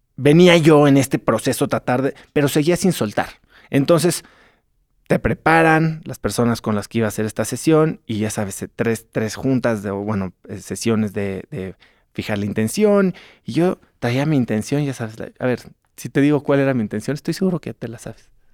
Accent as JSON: {"language": "Spanish", "region": "Mexico City", "country": "Mexico", "said": "yo vengo de la Ciudad de México"}